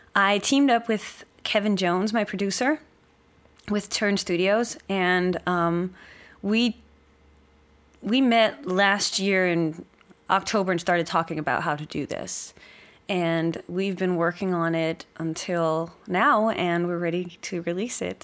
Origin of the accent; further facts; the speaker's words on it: Denmark; moved away as an adult